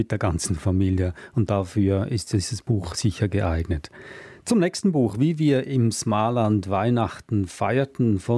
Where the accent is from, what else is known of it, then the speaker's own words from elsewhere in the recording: Switzerland; Also ich bin ja in der Schweiz aufgewachsen, da stellt man sich auch vor, dass wir immer im tiefsten Schnee saßen, aber dem war nicht so. Im Mittelland äh, ist eher ein milderes Klima als in den, in den Alpenregionen.